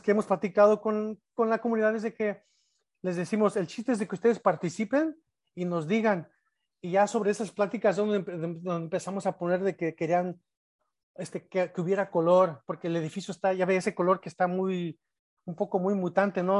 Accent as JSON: {"language": "Spanish", "town": "Salvatierra", "region": "Guanajuato", "country": "Mexico", "tie": "born or raised there", "moved": "yes", "lives_now": "Chicago, United States", "said": "fui este, estudiante en, la, en el Colegio Morelos, en, Salvatierra, pero también fui a la Escuela Secundaria Federal Alfonso Reyes"}